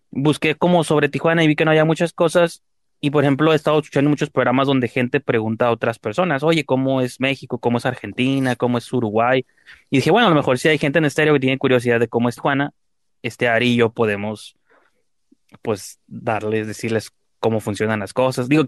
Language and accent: Spanish; El Salvador; yo soy de El Salvador.